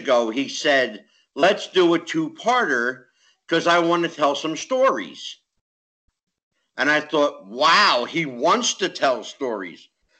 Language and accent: English; the North, United States; I'm a Yankee from the North